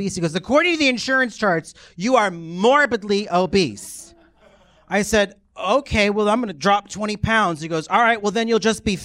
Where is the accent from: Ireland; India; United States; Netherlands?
United States; New Hampshire; I grew up in New Hampshire, the whitest state in the nation